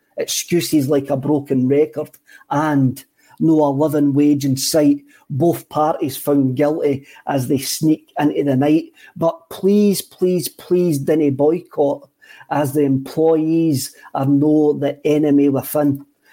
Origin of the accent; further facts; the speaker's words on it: Scotland, United Kingdom; I think it's just part of life being Scottish